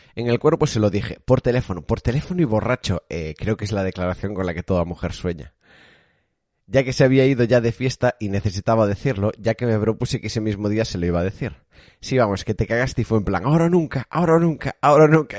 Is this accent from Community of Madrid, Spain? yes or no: no; Galicia, Spain; yo soy gallego